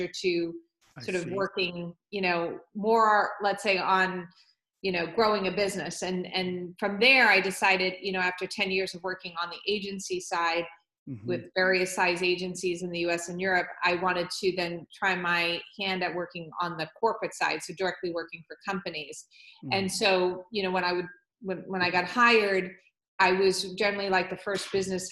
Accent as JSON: {"language": "English", "area": "Long Island", "region": "New York", "country": "United States", "tie": "born or raised there", "said": "I grew up on Long Island"}